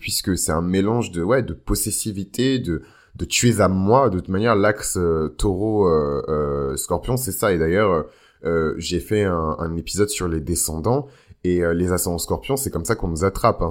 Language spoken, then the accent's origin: French; Benin; moi par exemple je viens du Bénin